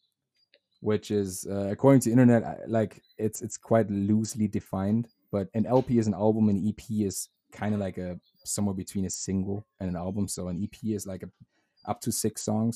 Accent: Germany; English is a second language; moved away; I speak German with my roommate. He's German as well

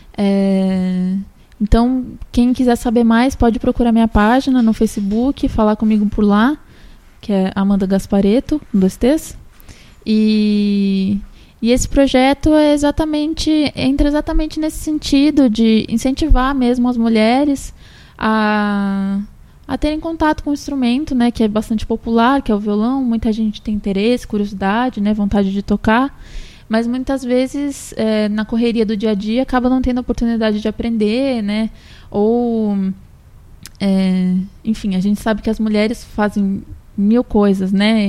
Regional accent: São Paulo, Brazil; moved away as an adult; now in Santos, Brazil; eu não sou daqui, né? Sou de São Paulo, mas eu vivo aqui já faz. já vai fazer quatro anos

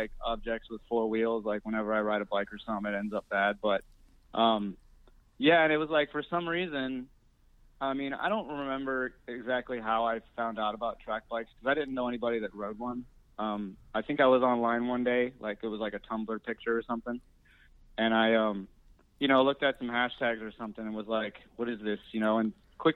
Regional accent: Rochester, New York, United States; also born or lived in Southern California; now in Philadelphia, United States; I came here by way of Southern California, but actually grew up in upstate New York in a city called Rochester.

